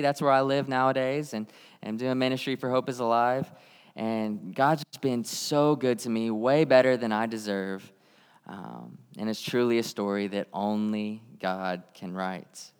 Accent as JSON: {"language": "English", "town": "Tulsa", "region": "Oklahoma", "country": "United States", "tie": "born or raised there", "said": "I grew up in Tulsa, Oklahoma"}